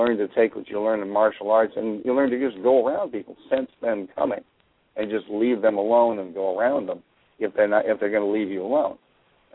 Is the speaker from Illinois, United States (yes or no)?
yes; Chicago, Illinois, United States; I grew up around Chicago